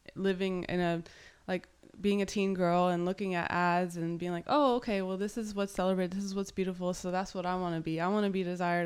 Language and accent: English; Lynchburg, Virginia, United States; moved away as an adult; also born or lived in Burlington, Vermont / El Salvador / Portland; now in Miami, United States; I was born in Burlington. I moved to Virginia in middle school